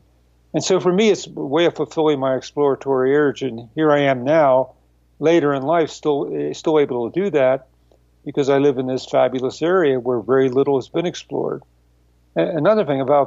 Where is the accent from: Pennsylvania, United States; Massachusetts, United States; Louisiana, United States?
Pennsylvania, United States; Philadelphia; I was raised in Philadelphia